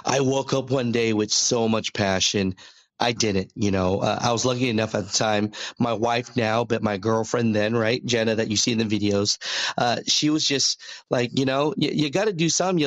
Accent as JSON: {"language": "English", "town": "Hayward", "region": "California", "country": "United States", "tie": "born or raised there", "said": "I was born in Hayward, California myself"}